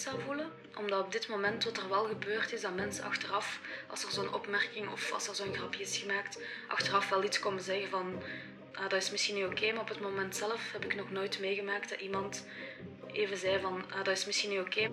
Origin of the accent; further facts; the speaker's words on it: Belgium; also born or lived in China; Maar ik woon hier eigenlijk al sinds mijn één jaar, dus ik voel mij ook vooral Belg